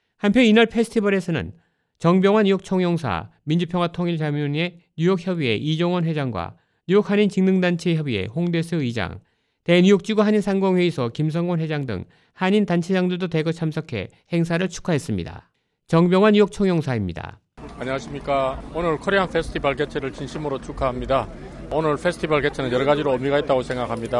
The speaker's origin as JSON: {"language": "Korean", "country": "South Korea"}